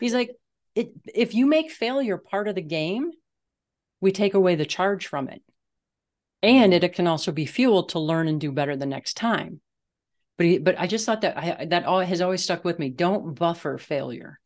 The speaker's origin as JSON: {"language": "English", "region": "Midwest", "country": "United States", "tie": "born or raised there", "moved": "yes", "lives_now": "Colorado, United States", "said": "I grew up in the Midwest"}